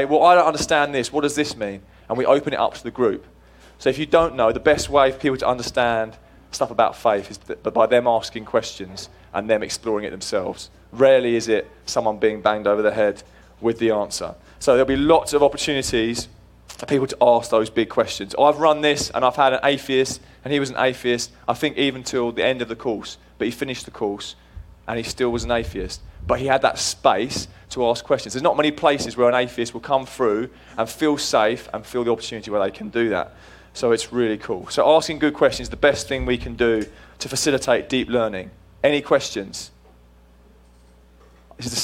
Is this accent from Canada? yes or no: no; England, United Kingdom; moved away as an adult; now in United States; I am actually English